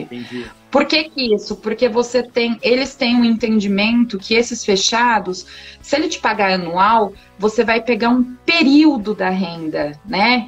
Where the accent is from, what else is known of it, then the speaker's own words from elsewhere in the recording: Brazil; nós, como brasileiros, nós temos essa cultura